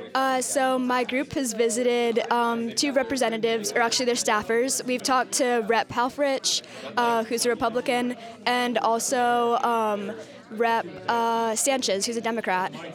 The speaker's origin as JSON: {"language": "English", "town": "Portland", "region": "Oregon", "country": "United States", "tie": "born or raised there", "said": "growing up in Portland"}